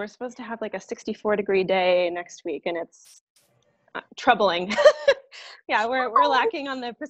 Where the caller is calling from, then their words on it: Denver, Colorado, United States; I am joining you from Denver, Colorado.